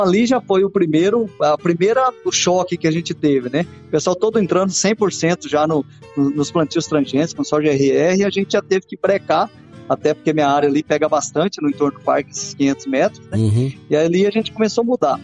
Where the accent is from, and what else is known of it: Água Boa, Mato Grosso, Brazil; born or raised there; also born or lived in Barra do Garças